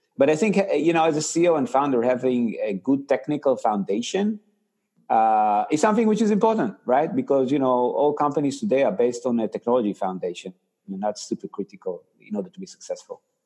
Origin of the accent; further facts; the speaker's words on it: Israel; accent: Israeli; moved away; I actually grew up in Israel. So you know that's why you know your audience can you know sees my funny accent it's actually an israeli accent